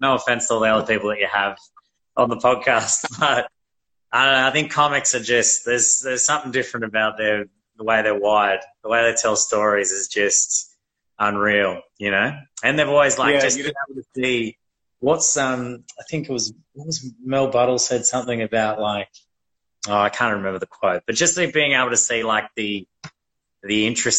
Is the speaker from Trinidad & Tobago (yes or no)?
no; Australia; also born or lived in Tonga; I was born in the Vavatu Islands in Tonga. Came to Australia when I was, like, real young.